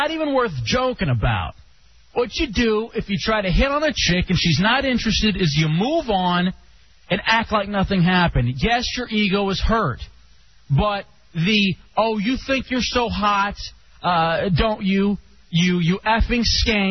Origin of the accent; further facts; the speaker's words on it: Texas, United States; moved away; As did I in Texas.